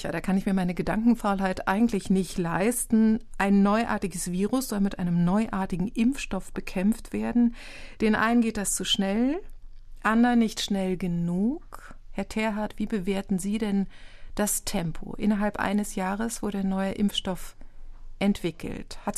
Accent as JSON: {"language": "German", "region": "East Germany", "country": "Germany", "tie": "born or raised there", "said": "Ich bin wahrscheinlich geprägt von der DDR, wo ich aufgewachsen bin und wo es selbstverständlich war, dass alle geimpft wurden."}